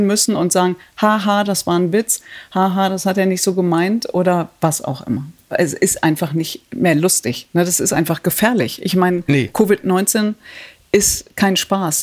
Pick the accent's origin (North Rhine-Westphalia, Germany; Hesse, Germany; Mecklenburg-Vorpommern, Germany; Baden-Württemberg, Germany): North Rhine-Westphalia, Germany; Datteln; Ich komme aus Datteln